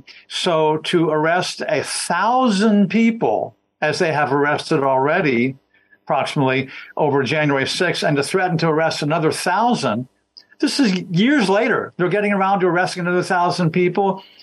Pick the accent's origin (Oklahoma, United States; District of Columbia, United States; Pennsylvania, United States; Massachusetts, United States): District of Columbia, United States; Washington; By the way, I grew up in Washington, D.C., was down there all the time.